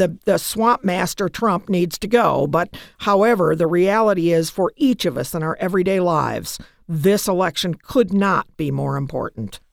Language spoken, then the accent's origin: English; United States; I'm an American